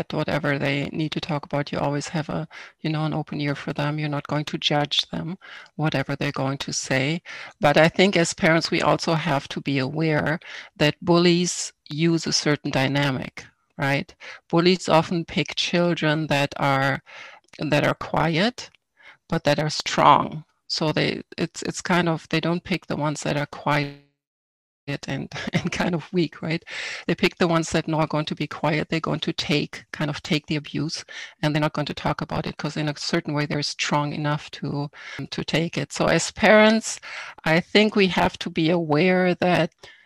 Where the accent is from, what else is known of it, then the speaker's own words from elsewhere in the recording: Germany; now in Canada; I was born in Germany. I grew up in a small town over there. I came to Canada in 1989.